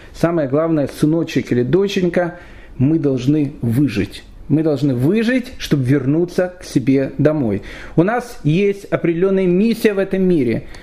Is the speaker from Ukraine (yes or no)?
yes; Kyiv, Ukraine; я сам киевлянин